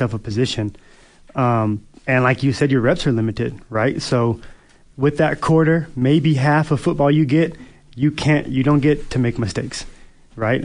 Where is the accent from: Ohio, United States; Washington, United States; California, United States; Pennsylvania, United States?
Washington, United States; Seattle; moved away as an adult; now in Edmonton, Canada; I'm from Seattle